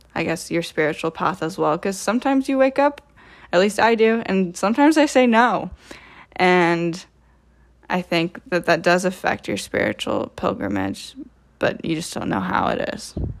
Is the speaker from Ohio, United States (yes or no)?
yes; Troy, Ohio, United States; I am from Troy, Ohio, which is about twenty minutes north of Dayton.